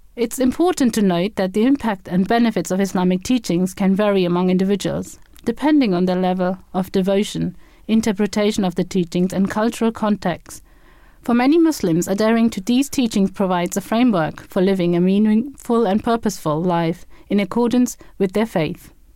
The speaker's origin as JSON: {"language": "English", "country": "Germany", "tie": "born or raised there", "moved": "as an adult", "lives_now": "Andover, United Kingdom", "said": "I was born and brought up in Germany and moved to the U K in two thousand and seven"}